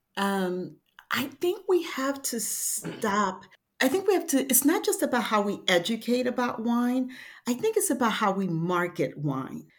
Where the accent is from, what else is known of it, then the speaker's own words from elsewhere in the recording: Haiti; moved away; I'm from Haiti and, um, you know, I, I had to deal with adversity, you know, since being a kid with an accent, being bilingual